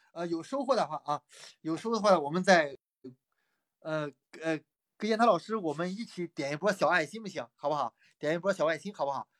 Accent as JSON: {"language": "Chinese", "town": "Pingdingshan", "region": "Henan", "country": "China", "tie": "born or raised there", "said": "我老家是河南啊，河南平陵山的"}